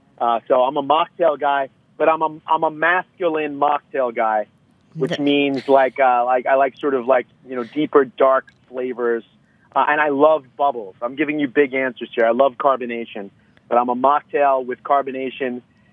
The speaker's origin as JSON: {"language": "English", "area": "Long Island", "region": "New York", "country": "United States", "also_born_or_lived": "Atlanta / Manhattan / Brooklyn", "moved": "yes", "lives_now": "San Diego, United States", "said": "As a Long Islander"}